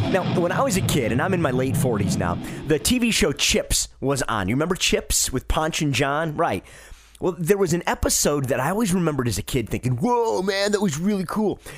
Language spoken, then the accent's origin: English; Detroit, Michigan, United States; moved away; I'm from Detroit originally